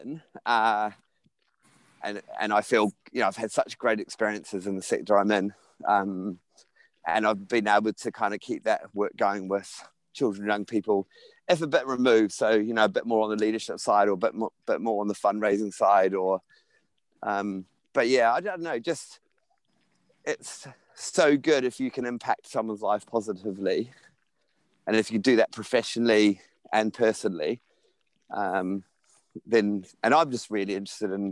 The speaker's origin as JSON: {"language": "English", "country": "New Zealand", "tie": "born or raised there", "said": "growing up in New Zealand"}